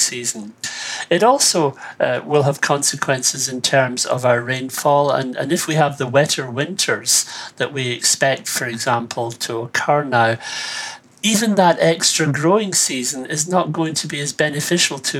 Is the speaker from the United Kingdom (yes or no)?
no; Ireland